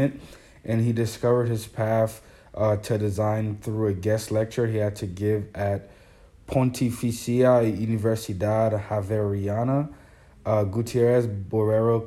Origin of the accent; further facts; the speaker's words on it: Haiti; moved away; I was born in Haiti